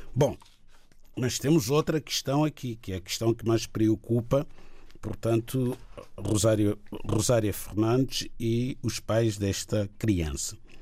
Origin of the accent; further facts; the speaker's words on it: Chopi, Inhambane Province, Mozambique; moved away; tenho muito orgulho em ser shop